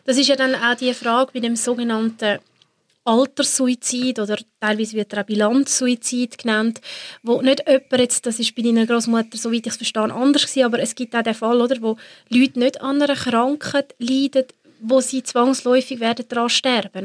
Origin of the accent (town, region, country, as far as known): Switzerland